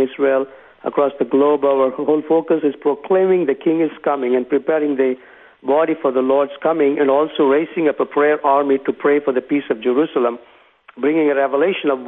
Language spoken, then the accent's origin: English; Tamil Nadu, India; I was born and raised in South India. In India, it's the state of Tamil Nadu.